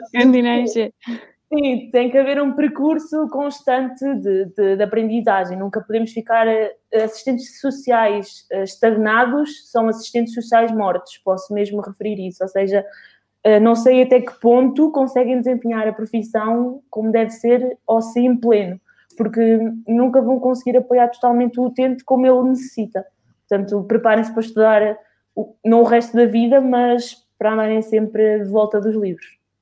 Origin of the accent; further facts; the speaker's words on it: Cantanhede, Centro, Portugal; fui à Câmara de Cantanhede, de onde eu sou, sou local